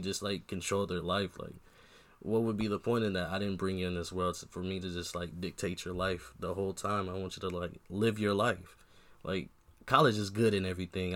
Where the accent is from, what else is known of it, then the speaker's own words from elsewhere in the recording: Long Beach, California, United States; now in Iowa, United States; I'm from Long Beach